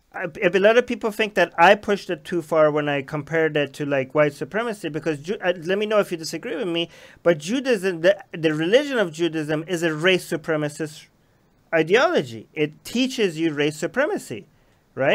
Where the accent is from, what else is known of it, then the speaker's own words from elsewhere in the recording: Iran; moved away; I grew up in Iran, which was only Shia